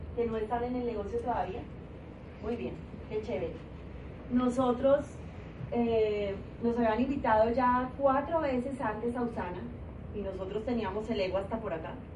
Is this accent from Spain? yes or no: no; Colombia; moved away as an adult; now in Guadalajara, Mexico